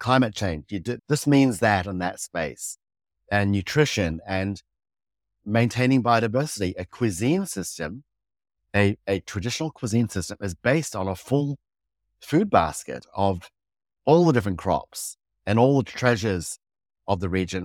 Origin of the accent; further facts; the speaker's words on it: Fiji; moved away; also born or lived in Samoa / New York, United States / New Zealand; I grew up in Fiji